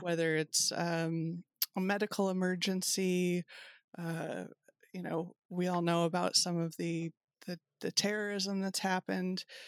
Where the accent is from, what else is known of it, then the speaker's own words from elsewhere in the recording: Kentucky, United States; I'm from Kentucky